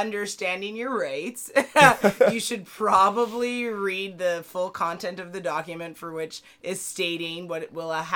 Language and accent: English; United States; I'm an American